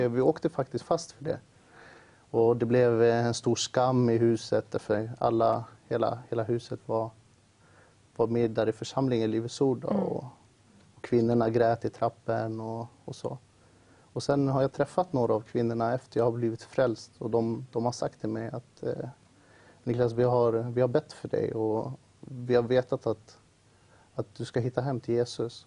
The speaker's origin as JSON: {"language": "Swedish", "town": "Uppsala", "region": "Uppsala County", "country": "Sweden", "tie": "born or raised there", "said": "jag växte upp i Uppsala då. I ett område som heter Årsta"}